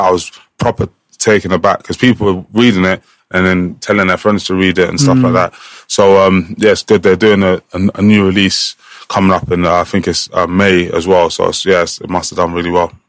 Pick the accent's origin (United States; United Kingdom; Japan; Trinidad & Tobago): United Kingdom; England; I'm the one from England that's coming here now.